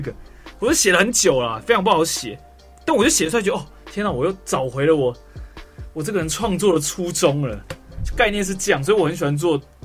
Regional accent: Taiwan; 跟我们台湾的歌手

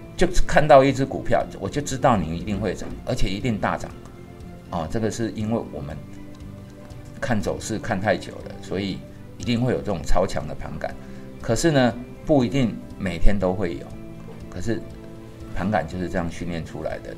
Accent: Taiwan; 我是台湾人啊

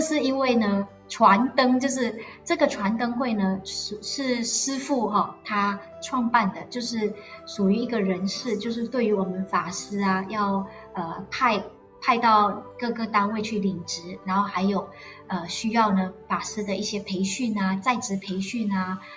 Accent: Malaysia; moved away as an adult; now in Taiwan; 因为我也是马来西亚人

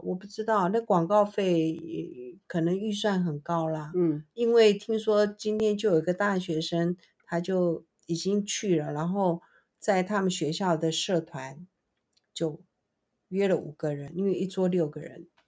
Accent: Taiwan; 身为台湾人的我

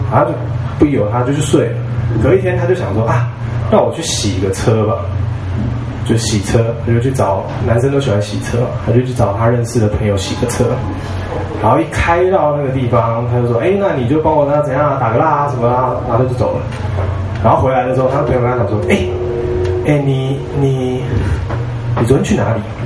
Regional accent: Ji'an, Hualien County, Taiwan; 我在花莲的吉安长大，然后我们在，呃，美伦山，我就，我就，我家就住在美伦山脚下，然后旁边呢是一个，就是大马路，叫将军路，就是以前日式建筑的，然后旁边是宪兵基地

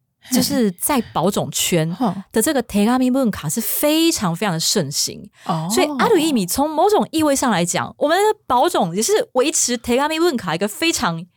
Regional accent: Taiwan; 像我是台湾人

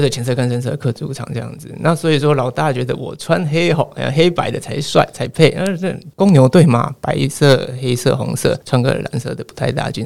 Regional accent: Nantou County, Taiwan; 我是在呃南投长大

